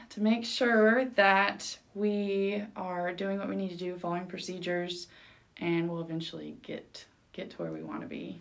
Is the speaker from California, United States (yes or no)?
yes; Dos Palos, California, United States; first language Spanish; moved away as an adult; also born or lived in Arkansas; now in Oklahoma, United States; i'm from a really small town in california